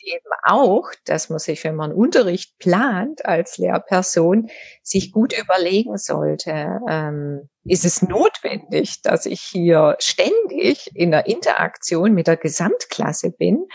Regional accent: Southern Germany, Germany; moved away as an adult; also born or lived in Tübingen / North Rhine-Westphalia; now in Düsseldorf, Germany; ich komme aus Süddeutschland

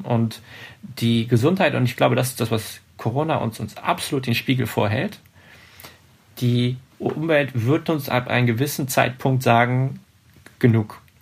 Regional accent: Hanover, Lower Saxony, Germany; Hannover, meine, meine Heimatstadt

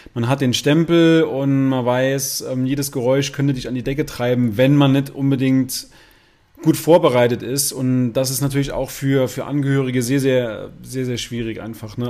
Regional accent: Saarland, Germany; bei uns im Saarland sagt man Fasching

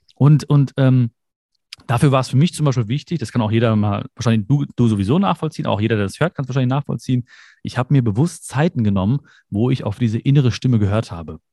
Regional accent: Germany; also born or lived in India (ancestry); ich bin zwar hier geboren, ich bin Deutscher, ich fühle mich auch so

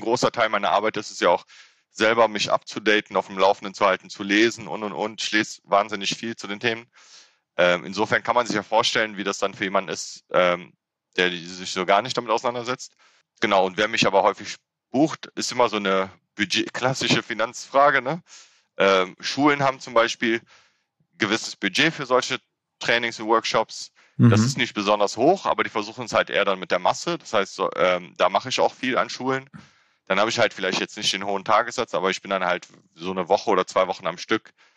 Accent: Frechen, North Rhine-Westphalia, Germany; also born or lived in Cologne; ich bin in Köln geboren

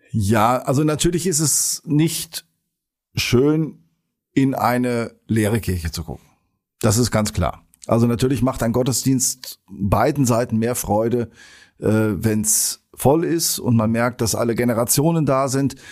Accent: Sauerland, North Rhine-Westphalia, Germany; now in Geseke, Germany; bin ich äh, Sauerländer und als solcher mit Schützenfest groß geworden

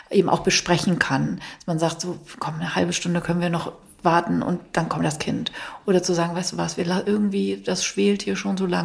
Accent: Northern Germany, Germany; als wir als Norddeutsche für uns ist das ja auch funny.

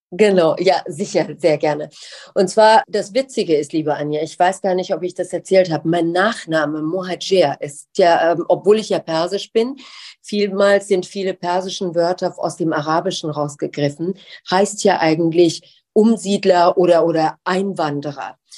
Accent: Iran; Jedes Mal, wenn ich gefragt wurde, wo kommst du eigentlich her? Dann habe ich gesagt, genau wie ich es auch in Deutschland gesagt hatte, ich bin persisch.

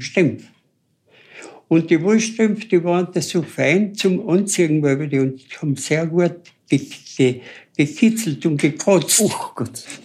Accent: Mitterdorf, Carinthia, Austria; ich bin beim Päusel aufgewachsen in Mitterdorf

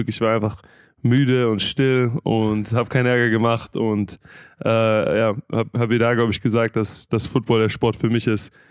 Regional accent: Stuttgart, Baden-Württemberg, Germany; Genau, ich habe äh, in Stuttgart und Umgebung zur Realschule gegangen

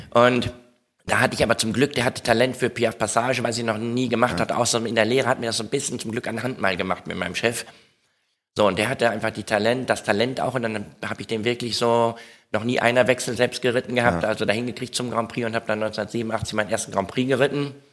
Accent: Etteln, North Rhine-Westphalia, Germany; Etteln, ich komme aus Etteln

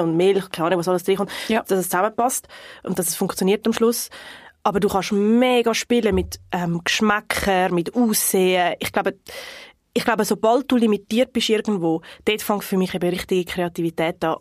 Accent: North Region, Brazil; moved away; von der Region, wo ich herkomme im Norden

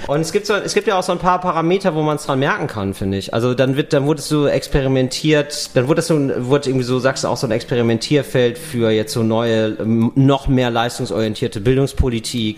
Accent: West Germany, Germany; ich war ein Wessi

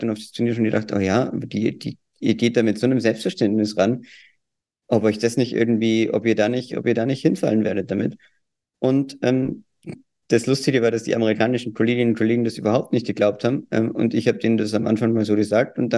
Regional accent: Austria; Ich habe keine Worte mehr für Deutschland. Äh, bin ja auch Österreicher.

